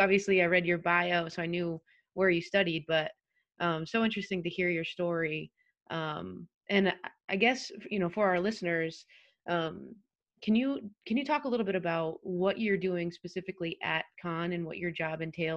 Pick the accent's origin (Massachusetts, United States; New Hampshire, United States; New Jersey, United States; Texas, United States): Massachusetts, United States; Western; I'm from Western Mass